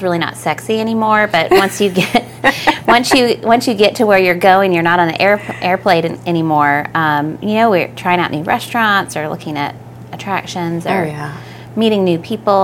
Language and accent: English; Oklahoma, United States; moved away; we grew up in Oklahoma